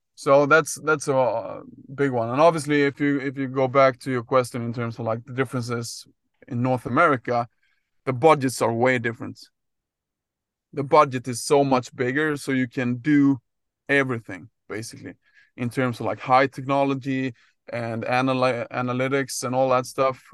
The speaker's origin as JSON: {"language": "English", "country": "Sweden", "tie": "born or raised there", "also_born_or_lived": "Gothenburg, Sweden", "said": "my background is, uh, growing up in Sweden, played soccer and ice hockey as, as, uh, most, uh, people do, I would say, in Sweden."}